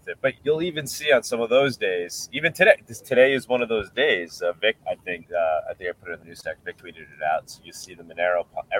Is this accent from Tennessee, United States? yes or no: no; New York, United States; I'm from New York.